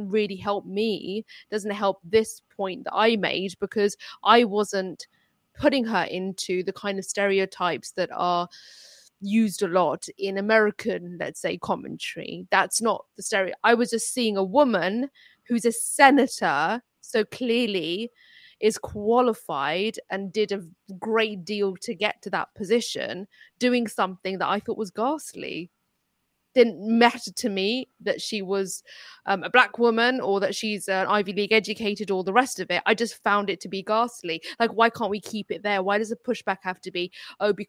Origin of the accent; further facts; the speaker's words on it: United Kingdom; first language Urdu; English is a second language; My mother tongue was Urdu. I spoke Urdu first. I was born in this country, but I lived in a community with Indian and Pakistani people